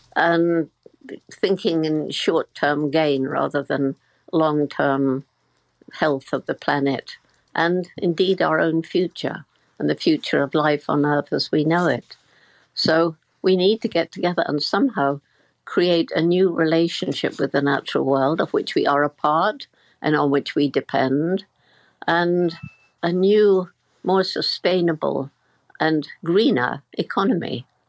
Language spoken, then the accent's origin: English; Bournemouth, South West England, United Kingdom; I'm in the house where I grew up in Bournemouth, in the south of England